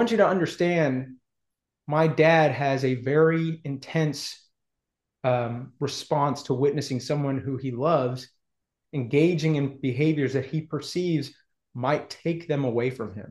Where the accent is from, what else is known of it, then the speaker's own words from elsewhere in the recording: Houston, Texas, United States; also born or lived in Austin, Texas; I was born in Texas in 1982. I am a sixth or seventh generation Houstonian. So I grew up both Texan and Jewish